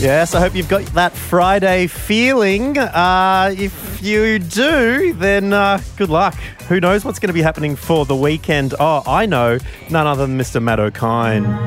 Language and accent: English; Warrnambool, Victoria, Australia; growing up in Warrnambool, we definitely had more goths